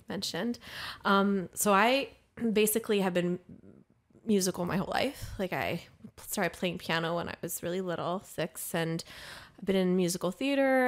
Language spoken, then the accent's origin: English; Maryland, United States; now in Los Angeles, United States; I'm from Maryland.